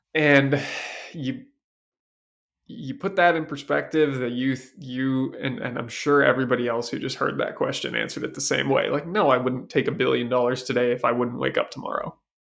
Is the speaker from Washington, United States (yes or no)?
yes; Seattle, Washington, United States; I was raised in Seattle